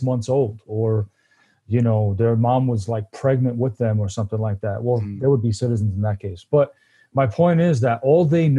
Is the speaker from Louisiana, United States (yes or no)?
no; New York City, New York, United States; moved away as an adult; now in Paso Robles, United States; I was born out in Brooklyn, New York, born and raised. I've actually only been in California 4 years.